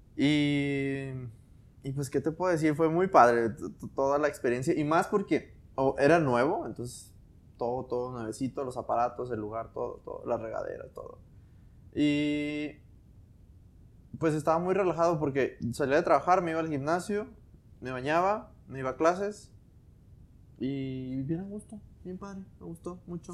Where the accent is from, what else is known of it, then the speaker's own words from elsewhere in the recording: Mexico; nacimos aquí en México